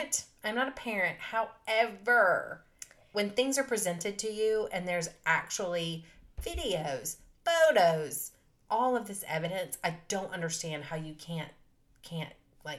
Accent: the South, United States; And we're from the South

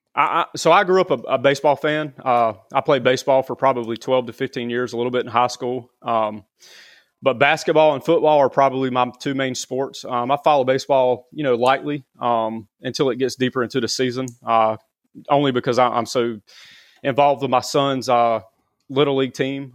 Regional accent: Garner, North Carolina, United States; I grew up in Garner

